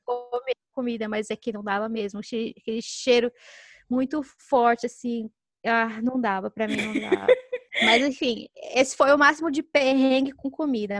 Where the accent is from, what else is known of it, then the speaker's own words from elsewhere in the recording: Brazil; moved away as an adult; a gente é brasileira